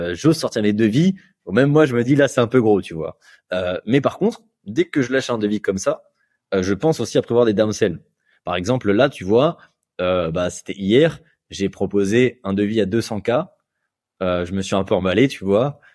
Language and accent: French; Bordeaux, Nouvelle-Aquitaine, France; je suis, de Bordeaux